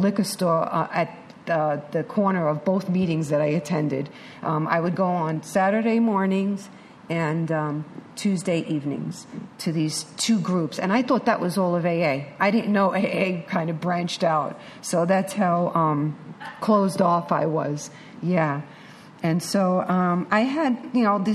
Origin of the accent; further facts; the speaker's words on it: New York City, New York, United States; I'm a chick from Manhattan.